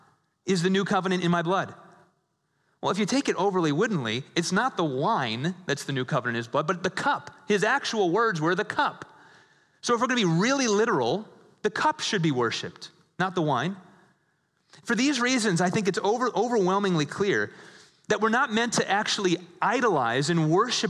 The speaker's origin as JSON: {"language": "English", "region": "Midwest", "country": "United States", "said": "a lot of folks in the Midwest, like myself, I was raised in the Catholic Church"}